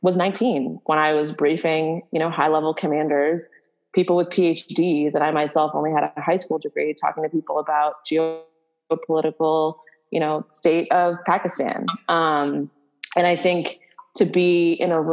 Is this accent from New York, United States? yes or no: no; Boston, Massachusetts, United States; growing up in Boston